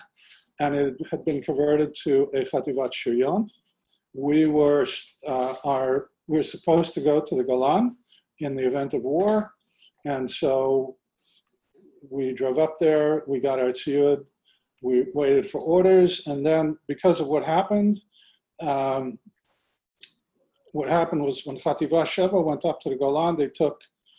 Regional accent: Canada; moved away as an adult; also born or lived in Kibbutz Kfar Daron, Israel / Israel; now in United States; We then moved back, and I grew up in Canada. In 1970, when I was 18, I moved to Israel

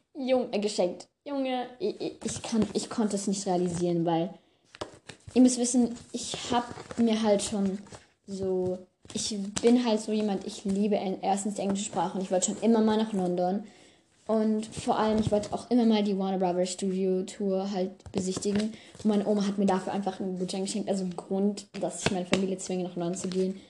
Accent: France; moved away; Also ich komme aus Frankreich

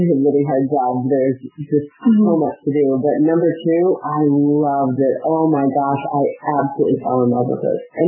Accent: St. Louis, Missouri, United States; moved away; I am from St. Louis area in Missouri

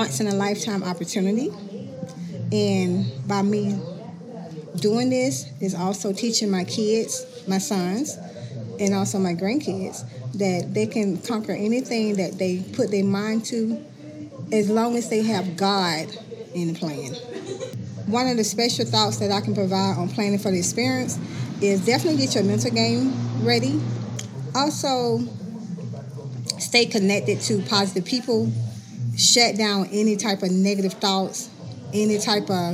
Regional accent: Columbus, Georgia, United States; now in Phenix City, United States; I'm originally from Columbus, Georgia, but currently living in Phenix City, Alabama

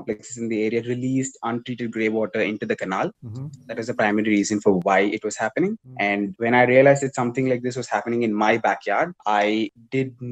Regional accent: Tiruchirappalli, Tamil Nadu, India; I went to school in a place called Kamalani Ketin, which is in my hometown.

